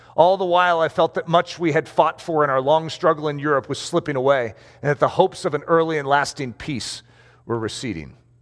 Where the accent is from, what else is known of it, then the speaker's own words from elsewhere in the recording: United States; I'm an American